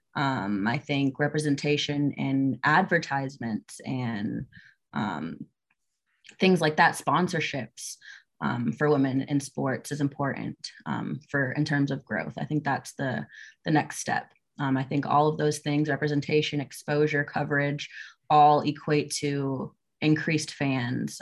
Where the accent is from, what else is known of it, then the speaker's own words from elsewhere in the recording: Naples, Florida, United States; moved away as an adult; now in Georgia, United States; I am from Naples, Florida.